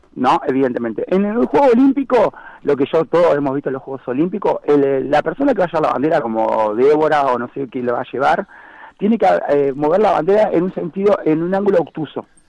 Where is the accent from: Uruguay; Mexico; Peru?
Uruguay; Montevideo; now in Maldonado, Uruguay; soy de Montevideo, me vine a vivir a Maldonado